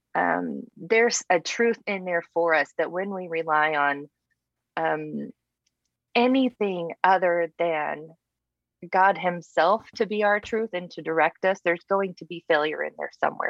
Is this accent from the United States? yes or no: yes; Texas panhandle, United States; born and raised in texas you know texans we don't think there's much outside of texas